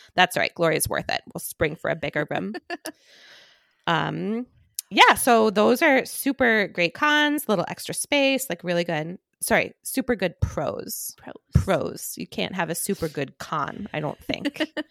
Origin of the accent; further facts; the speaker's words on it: Boston, Massachusetts, United States; I am from Boston. We are Catholic.